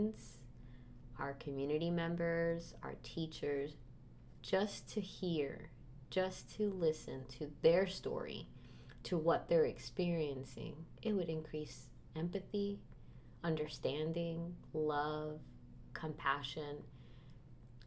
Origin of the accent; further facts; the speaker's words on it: Miami, Florida, United States; moved away; also born or lived in East Coast / Midwest; I am from Miami, Florida.